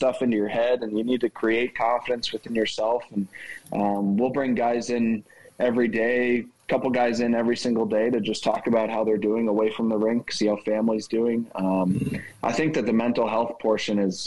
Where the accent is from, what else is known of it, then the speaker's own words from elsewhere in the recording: Philadelphia, Pennsylvania, United States; moved away; I grew up in Philly, so I was a Flyers fan